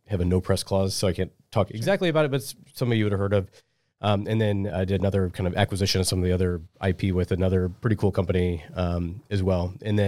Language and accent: English; Omaha, Nebraska, United States; So I was born and raised in Omaha, and I went to UNO for college.